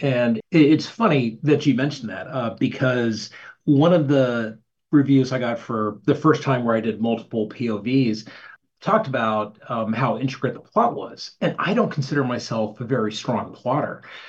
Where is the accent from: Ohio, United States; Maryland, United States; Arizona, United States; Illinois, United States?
Arizona, United States; So I grew up in Arizona, and going back home is the best.